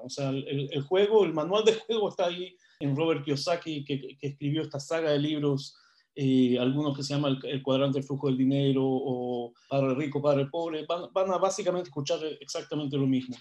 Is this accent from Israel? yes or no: yes; Israel; now in Chile; yo no soy chileno, soy israelí yo